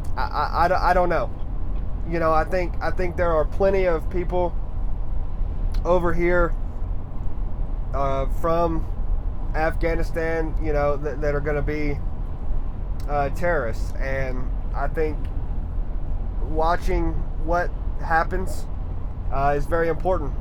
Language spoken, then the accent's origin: English; Harrison, Tennessee, United States; I grew up in Harrison, Tennessee, right outside of Chattanooga